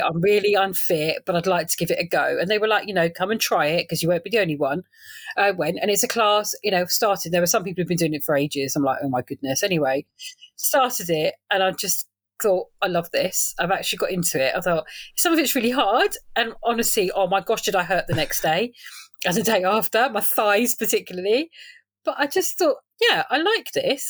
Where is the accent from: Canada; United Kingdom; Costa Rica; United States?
United Kingdom; London; moved away as an adult; also born or lived in Salford / South Essex; now in Rayleigh, United Kingdom; I'm a Londoner, really, born and bred Northwest London